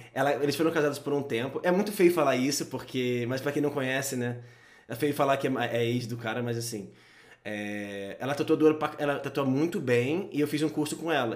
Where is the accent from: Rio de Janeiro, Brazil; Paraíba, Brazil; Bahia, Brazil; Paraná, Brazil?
Rio de Janeiro, Brazil; now in São Paulo, Brazil; Eu sou do Rio e Rio é muito menor